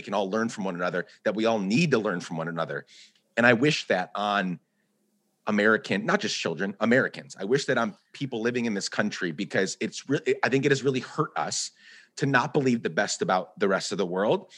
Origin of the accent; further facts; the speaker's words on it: Guatemala; now in United States; I grew up in Guatemala. I was born in the U.S., and then my dad is Guatemalan. We moved back there for 10 years.